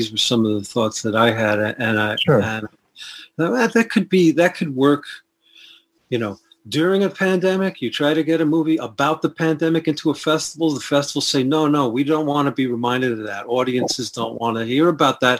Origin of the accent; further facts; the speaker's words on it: New York City, New York, United States; I'm from the Bronx, and that's part of New York City. And I had a Catholic upbringing